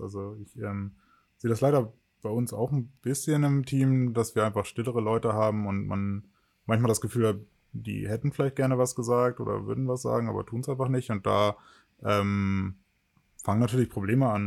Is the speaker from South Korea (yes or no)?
no; Wittingen, Lower Saxony, Germany; also born or lived in Ohrdorf / Magdeburg; Im Kindergarten war ich in Ohrdorf. Das ist ein ganz kleines Dorf in der Nähe von meiner äh, Geburts, von meinem Geburtsort Wittingen